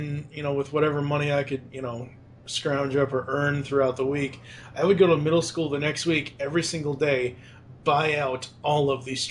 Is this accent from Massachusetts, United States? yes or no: yes; Boston, Massachusetts, United States; now in Louisville, United States; growing up in Boston, it was around Boston